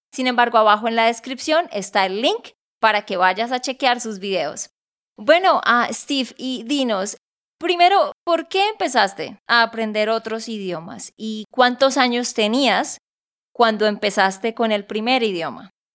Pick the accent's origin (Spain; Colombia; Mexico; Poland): Colombia; Santander; de Santander, Colombia.